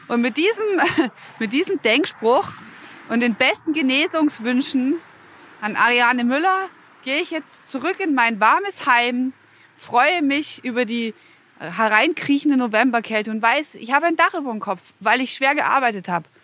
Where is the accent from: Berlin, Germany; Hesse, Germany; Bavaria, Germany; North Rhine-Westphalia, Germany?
Bavaria, Germany; bei uns in Bayern